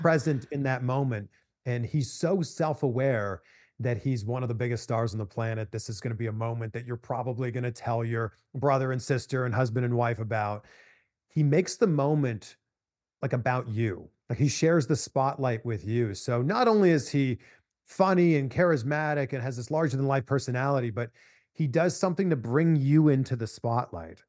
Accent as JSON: {"language": "English", "town": "Pickering", "region": "Ontario", "country": "Canada", "tie": "born or raised there", "said": "me growing up just outside of Toronto. I'm from Pickering, Ontario, Canada."}